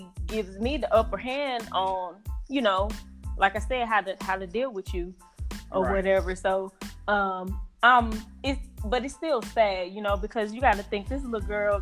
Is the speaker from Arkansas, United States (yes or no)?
yes; Helena-West Helena, Arkansas, United States; also born or lived in Memphis, Tennessee / St. Louis, Missouri; I'm from a really, really, really extremely small town called Helena, Arkansas. Helena, West Helena, Arkansas, small town, USA